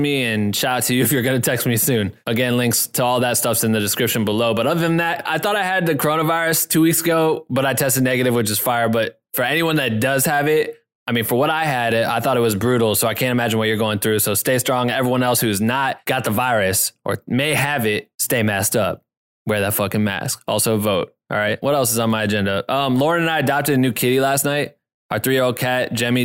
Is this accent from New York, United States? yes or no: no; Iowa, United States; I'm from Iowa